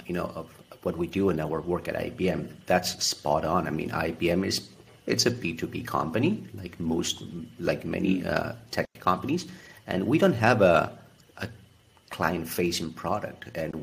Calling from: Buenos Aires, Argentina; I'm in Buenos Aires, Argentina.

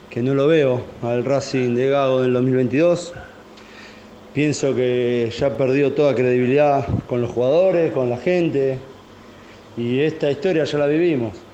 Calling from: Buenos Aires, Argentina; de Belgrano.

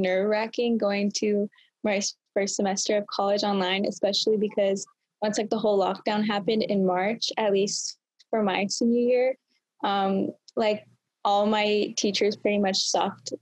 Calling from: West Covina, California, United States; I'm calling from West Covina, California, which is just outside of Los Angeles

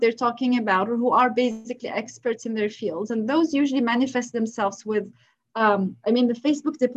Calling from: North Vancouver, British Columbia, Canada; I'm recording from North Vancouver in Canada.

